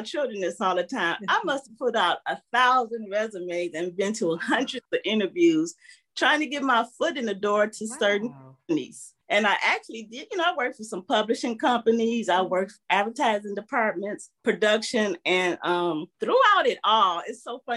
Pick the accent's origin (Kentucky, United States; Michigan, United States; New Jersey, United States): Michigan, United States; Detroit; I'm originally from Detroit